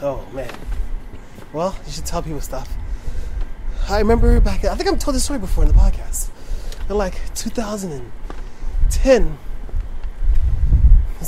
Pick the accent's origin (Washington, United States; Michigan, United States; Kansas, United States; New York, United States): New York, United States